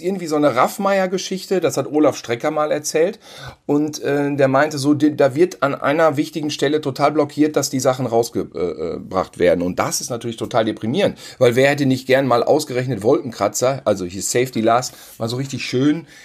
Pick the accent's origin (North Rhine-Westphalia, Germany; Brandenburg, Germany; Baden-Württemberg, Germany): North Rhine-Westphalia, Germany; Gütersloh; moved away; bei uns in Gütersloh